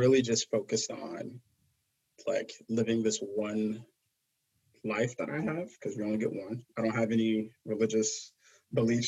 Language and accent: English; New York City, New York, United States; I grew up in like Brooklyn, I grew up in Flatbush, Brooklyn